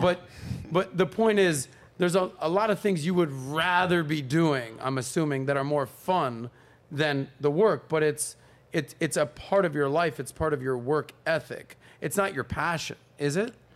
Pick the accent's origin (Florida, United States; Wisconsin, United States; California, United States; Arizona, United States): Florida, United States; Miami; But I grew up in Miami, nightlife, South Beach